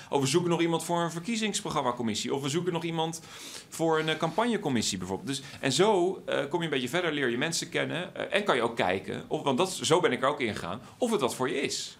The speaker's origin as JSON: {"language": "Dutch", "town": "Wassenaar", "region": "South Holland", "country": "Netherlands", "tie": "born or raised there", "said": "ik groeide op in Wassenaar."}